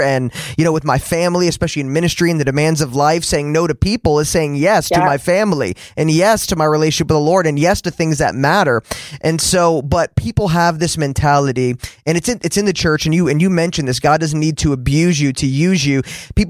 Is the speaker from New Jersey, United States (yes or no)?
yes; New Jersey, United States; I grew up in New Jersey.